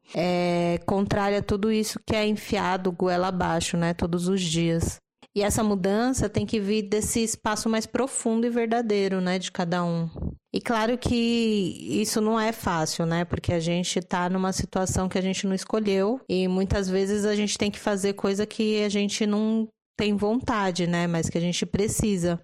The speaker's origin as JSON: {"language": "Portuguese", "region": "São Paulo", "country": "Brazil", "said": "paulistana e humanista"}